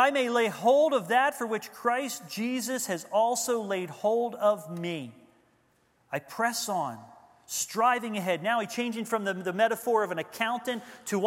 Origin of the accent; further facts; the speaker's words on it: Levittown, Pennsylvania, United States; Leisure Lane, Lakeside neighborhood in Levittown, Pennsylvania.